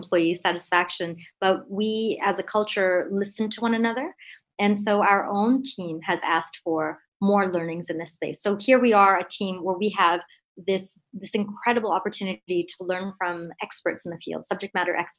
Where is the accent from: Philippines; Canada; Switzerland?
Canada; I'm Indo-Canadian, born and brought up in Canada to immigrant parents